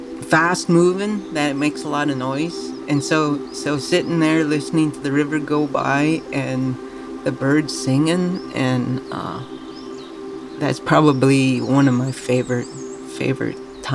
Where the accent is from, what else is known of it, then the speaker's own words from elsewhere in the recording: Fort Yukon, Alaska, United States; now in Fairbanks, United States; I grew up in Fort Yukon. My family is from there. Actually, I should say my mom's family is from Chalkeetsik, Alaska, which is on the Black River